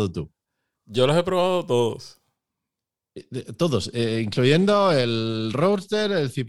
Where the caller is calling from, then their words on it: Plasencia, Extremadura, Spain; Hola a todos, soy … de Plasencia.